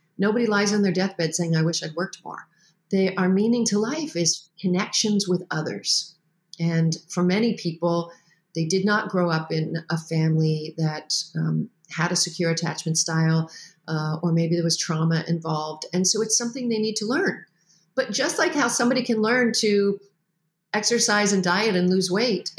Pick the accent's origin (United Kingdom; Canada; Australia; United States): Canada; Well, I'm Canadian and my dad was in the Navy and we moved a lot.